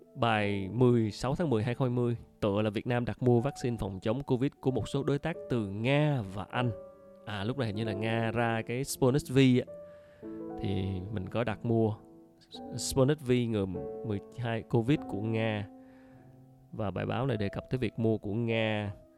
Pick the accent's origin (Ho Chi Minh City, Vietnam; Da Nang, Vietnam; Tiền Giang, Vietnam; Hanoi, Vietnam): Ho Chi Minh City, Vietnam; mình là người dân thành phố Hồ Chí Minh